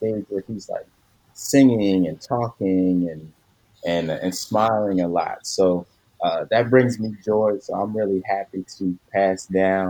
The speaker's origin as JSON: {"language": "English", "town": "Philadelphia", "region": "Pennsylvania", "country": "United States", "tie": "born or raised there", "said": "I grew up in Philadelphia"}